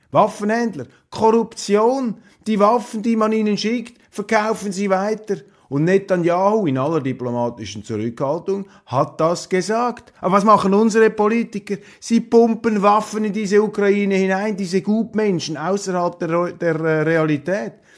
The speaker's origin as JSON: {"language": "German", "country": "Switzerland", "said": "ich als Schweizer aufwache"}